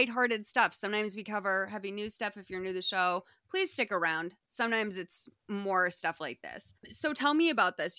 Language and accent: English; Massachusetts, United States; I'm from Massachusetts.